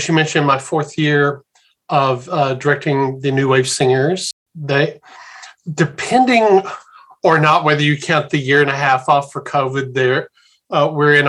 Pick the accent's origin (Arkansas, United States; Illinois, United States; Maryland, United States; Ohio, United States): Arkansas, United States; Little Rock; moved away as an adult; also born or lived in Memphis, Tennessee / Fredericksburg, Texas / Tidewater, Virginia / Richmond, Virginia; now in Baltimore, United States; growing up in the Little Rock, Arkansas area